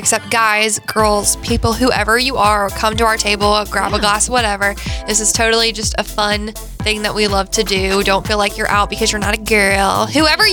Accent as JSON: {"language": "English", "town": "Gulfport", "region": "Mississippi", "country": "United States", "tie": "born or raised there", "also_born_or_lived": "Diamondhead, Mississippi", "said": "I grew up on the coast. I grew up in Gulfport, Biloxi area."}